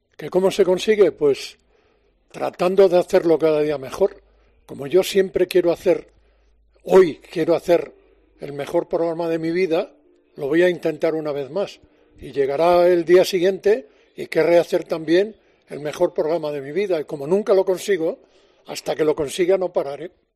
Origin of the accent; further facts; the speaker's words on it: Galicia, Spain; now in Madrid, Spain; como buen gallego